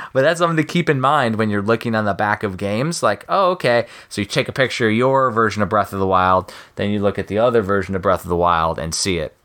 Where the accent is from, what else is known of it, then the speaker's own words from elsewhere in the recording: Midwest, United States; moved away; I'm from the Midwest.